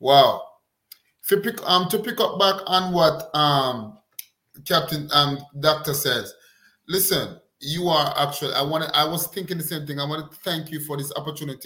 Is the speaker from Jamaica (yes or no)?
yes; Jamaica; as a Jamaican